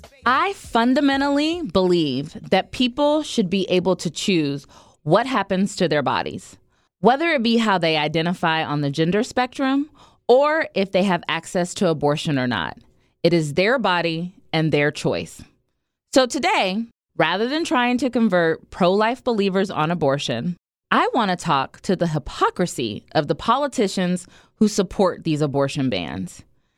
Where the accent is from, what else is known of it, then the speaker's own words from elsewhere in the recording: Ohio, United States; moved away; my home state is trifling and did one of these bills, too, but of Ohio.